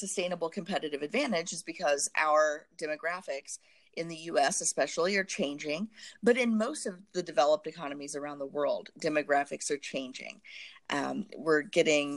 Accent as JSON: {"language": "English", "region": "Southern Indiana", "country": "United States", "tie": "born or raised there", "said": "I grew up in Southern Indiana in a very homogeneous community"}